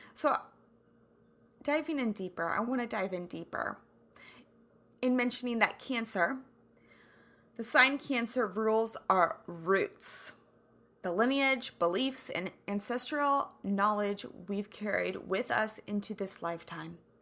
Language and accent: English; Kansas, United States; growing up in Kansas